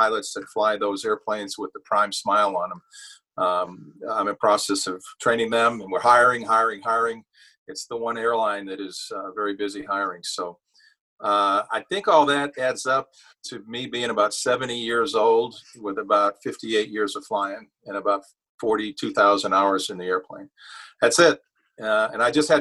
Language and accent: English; New England, United States; I grew up in New England